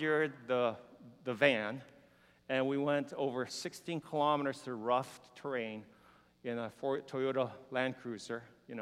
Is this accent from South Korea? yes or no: yes; South Korea; moved away; also born or lived in Houston, United States / Canada; when I was a little boy, growing up in Korea and very hungry